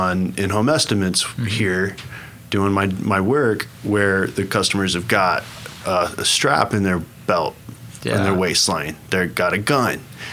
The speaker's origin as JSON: {"language": "English", "town": "Guthrie", "region": "Oklahoma", "country": "United States", "tie": "born or raised there", "also_born_or_lived": "New York City / California", "lives_now": "Oklahoma City, United States", "said": "I was born in at Mercy Hospital in OKC, and then I was raised in Guthrie, Oklahoma."}